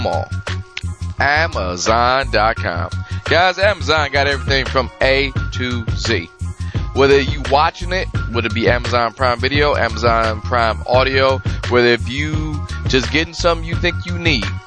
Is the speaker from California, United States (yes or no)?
no; Detroit, Michigan, United States; I'm from Detroit